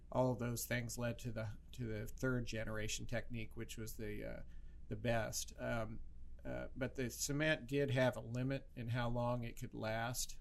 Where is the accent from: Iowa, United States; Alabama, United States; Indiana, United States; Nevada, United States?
Iowa, United States; Creston; also born or lived in Des Moines, Iowa; I grew up in Creston, and um, my dad delivered 2,000 babies there.